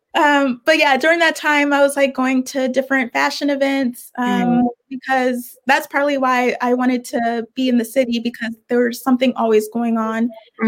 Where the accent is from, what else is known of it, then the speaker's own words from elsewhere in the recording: Richmond, Virginia, United States; also born or lived in Brooklyn, New York / Savannah, Georgia; now in New York, United States; I'm from Richmond, Virginia